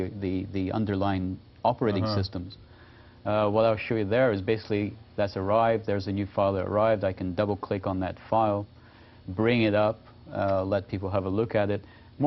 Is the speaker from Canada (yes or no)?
yes; Canada; I'm Canadian